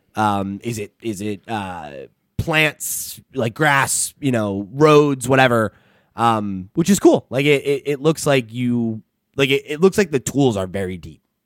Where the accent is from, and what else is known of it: United States